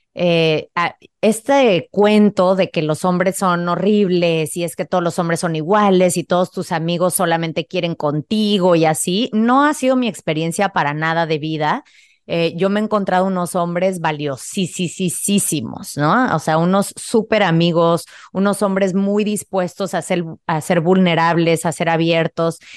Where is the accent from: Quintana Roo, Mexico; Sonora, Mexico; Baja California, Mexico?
Quintana Roo, Mexico; Playa del Carmen; moved away as an adult; also born or lived in Mexico City; yo crecí en Playa del Carmen, que en ese entonces era un pueblo bastante pequeño